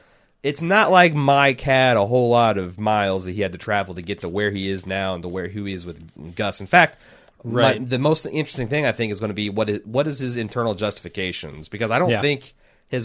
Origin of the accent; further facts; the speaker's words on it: United Kingdom; Now, I'm a Brit, and being this being a tiny place, as it were